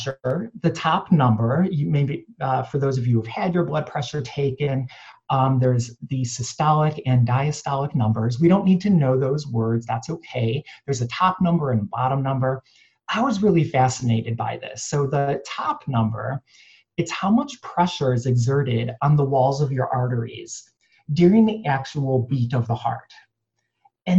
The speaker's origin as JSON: {"language": "English", "town": "Cleveland", "region": "Ohio", "country": "United States", "tie": "born or raised there", "also_born_or_lived": "New York City", "moved": "yes", "lives_now": "Los Angeles, United States", "said": "I was born and raised in Cleveland"}